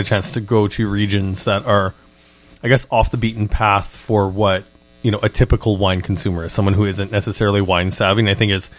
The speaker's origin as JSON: {"language": "English", "country": "Canada", "said": "as a Canadian"}